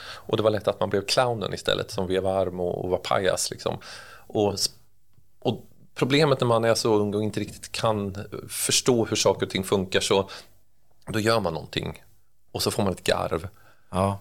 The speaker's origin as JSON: {"language": "Swedish", "town": "Örebro", "region": "Örebro County", "country": "Sweden", "tie": "born or raised there", "accent": "Närke dialect", "said": "Jag är urnärking och det hörs ju antagligen när man pratar också. Jag, jag, jag är född och uppvuxen här."}